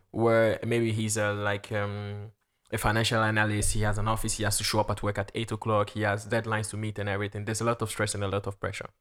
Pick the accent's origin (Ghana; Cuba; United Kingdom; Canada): Ghana; also born or lived in Luxembourg; now in France; I'm a Ghanaian